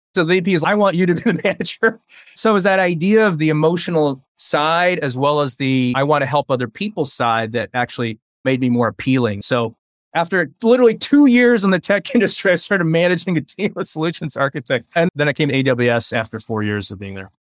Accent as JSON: {"language": "English", "country": "United States", "tie": "born or raised there", "also_born_or_lived": "Taiwan", "first_language": "Chinese", "second_language": "English", "said": "I was born in Taiwan, And I came to America when I was about three and a half years old"}